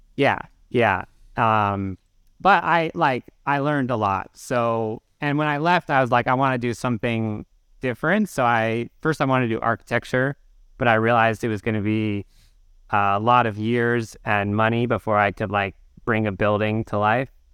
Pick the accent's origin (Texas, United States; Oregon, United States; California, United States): Oregon, United States; outside Portland; moved away as an adult; also born or lived in North Carolina; now in New York, United States; I grew up in, uh, like thirty minutes outside Portland